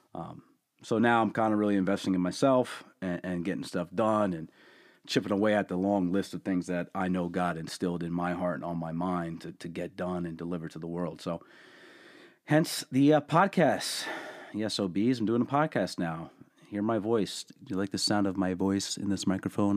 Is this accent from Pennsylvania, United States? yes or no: yes; Allentown, Pennsylvania, United States; born and raised in Allentown